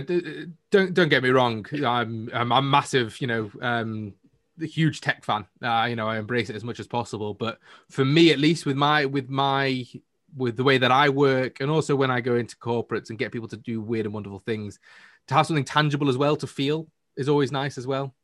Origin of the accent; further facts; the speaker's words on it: Manchester, North West England, United Kingdom; I'm from the north of the UK in Manchester